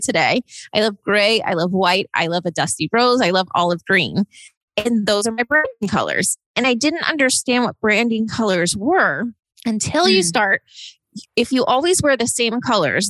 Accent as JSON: {"language": "English", "region": "East Coast", "country": "United States", "tie": "born or raised there", "also_born_or_lived": "Austin, Texas / Los Angeles, California", "moved": "as an adult", "said": "I grew up kind of on the East Coast"}